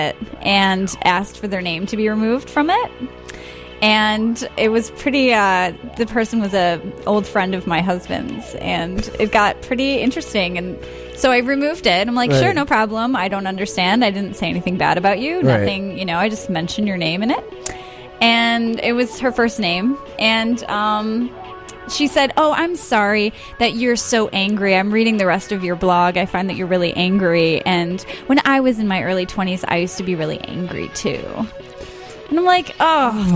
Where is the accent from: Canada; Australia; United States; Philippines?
United States; Dundee, Illinois; also born or lived in Carpentersville, Illinois; I'm from Chicago, the suburbs. Dundee.